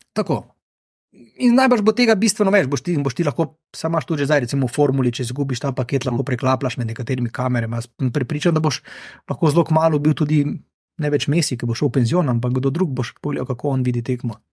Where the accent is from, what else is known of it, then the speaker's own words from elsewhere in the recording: Maribor, Drava, Slovenia; now in Ljubljana, Slovenia; Jaz sem iz Maribora